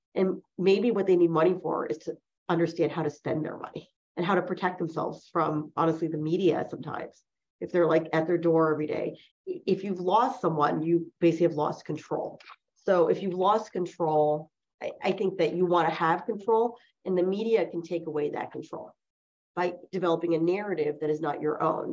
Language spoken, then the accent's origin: English; New Jersey, United States; first language Chinese; English is a second language; I'm from New Jersey, and I grew up in a you know relatively middle class neighborhood